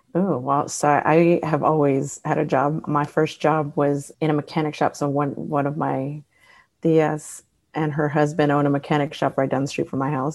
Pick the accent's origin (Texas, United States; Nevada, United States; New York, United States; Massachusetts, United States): Texas, United States; Houston; I grew up in Houston, born and raised